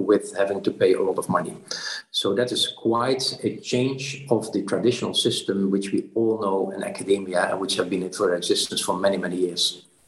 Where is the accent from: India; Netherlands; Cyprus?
Netherlands; also born or lived in Brussels; went back to the Netherlands, my home country